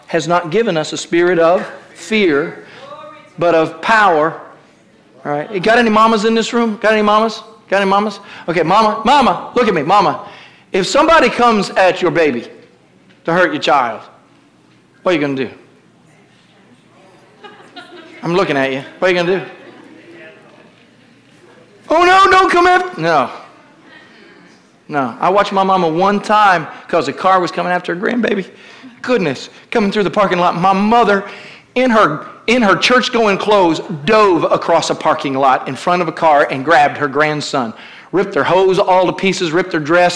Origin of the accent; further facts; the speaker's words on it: Kentucky, United States; I was raised in Kentucky